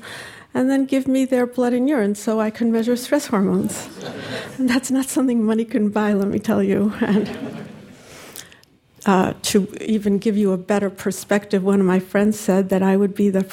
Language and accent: English; Cleveland, Ohio, United States; I grew up in the Jewish community of Cleveland, Ohio